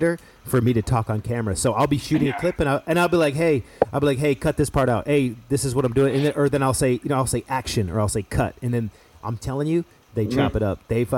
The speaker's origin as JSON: {"language": "English", "country": "United States", "said": "I'm American."}